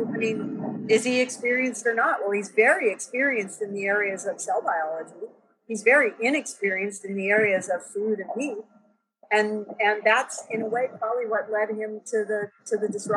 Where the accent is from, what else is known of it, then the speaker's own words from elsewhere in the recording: Silicon Valley, California, United States; I was born in Silicon Valley in 1958